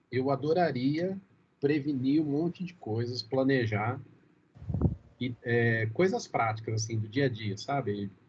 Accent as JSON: {"language": "Portuguese", "country": "Brazil", "said": "eu acho que a gente, como brasileiro nato, a gente não tem a menor capacidade de prevenção, cara."}